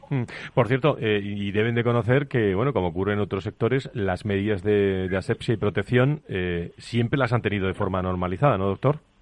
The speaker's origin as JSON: {"language": "Spanish", "town": "Seville", "region": "Andalusia", "country": "Spain", "moved": "yes", "said": "mi tierra hoy, Sevilla"}